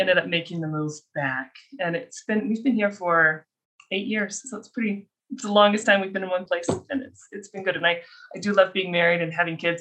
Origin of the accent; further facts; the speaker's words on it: Colorado, United States; moved away as an adult; also born or lived in Minnesota; now in Utah, United States; I was raised in Colorado and then I came out here for my undergrad